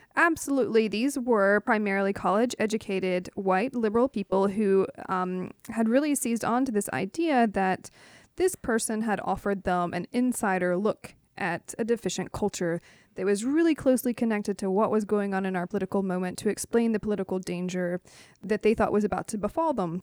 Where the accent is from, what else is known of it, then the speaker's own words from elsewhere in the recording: Knoxville, Tennessee, United States; I'm from Knoxville, Tennessee